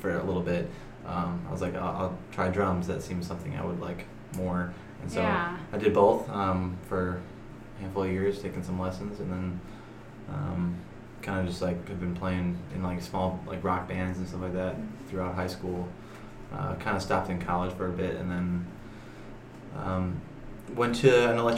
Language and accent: English; Chicago, Illinois, United States; Born and raised in Chicago